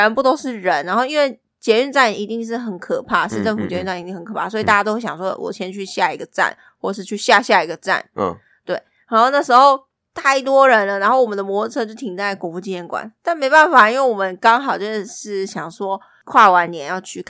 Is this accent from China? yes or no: no; Taipei, Taiwan; 因为我们没有去过一零一跨年，你知道，身为台北人，但是没有真真切切去过那个地方跨年。